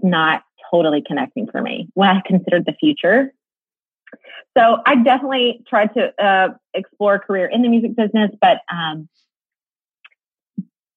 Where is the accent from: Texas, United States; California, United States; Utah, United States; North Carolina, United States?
Texas, United States; Mansfield; also born or lived in Nashville; I'm from the Dallas-Fort Worth area as well, born and raised here in a community called Mansfield, Texas.